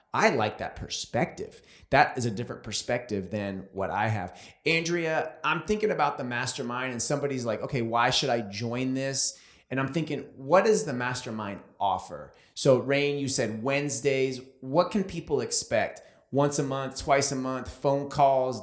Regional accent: California, United States; I'm from California.

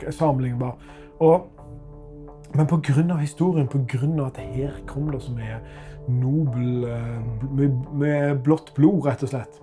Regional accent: Norway

